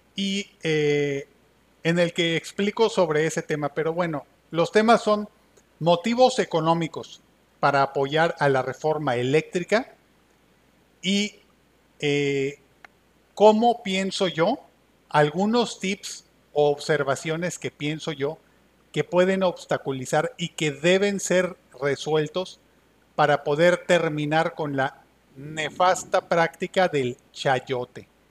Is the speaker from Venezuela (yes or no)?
no; Pueblo Viejo, Veracruz, Mexico; aquí en mi pueblo, en Pueblo Viejo, Veracruz